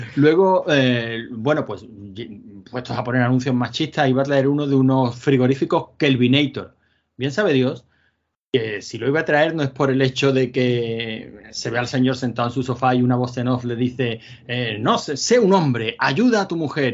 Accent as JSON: {"language": "Spanish", "town": "Málaga", "region": "Andalusia", "country": "Spain", "said": "yo soy malagueño"}